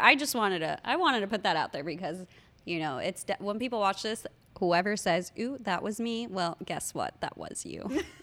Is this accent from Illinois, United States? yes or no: no; Miami, Florida, United States; we're from Miami, so we know Bird Road